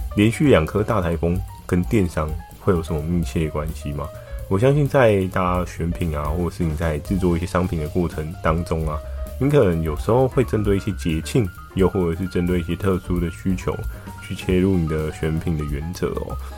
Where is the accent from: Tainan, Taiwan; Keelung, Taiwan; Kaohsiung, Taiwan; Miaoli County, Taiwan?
Keelung, Taiwan; 小时候住在基隆